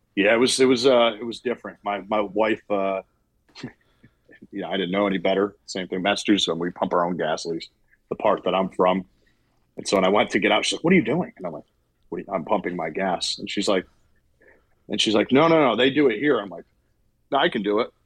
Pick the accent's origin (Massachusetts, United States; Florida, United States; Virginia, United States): Massachusetts, United States; moved away as an adult; now in Hopewell Junction, United States; I'm from Massachusetts